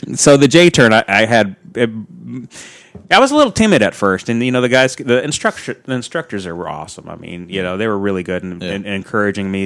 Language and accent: English; Pacific Northwest, United States; I'm from the Pacific Northwest